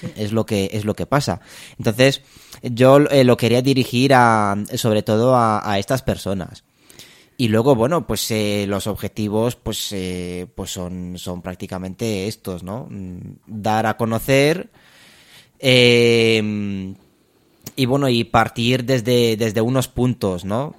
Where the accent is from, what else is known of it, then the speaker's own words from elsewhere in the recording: Romania; also born or lived in Spain; now in Madrid, Spain; yo soy, soy de Rumanía. Em, me vine ya hace, hace muchos años a España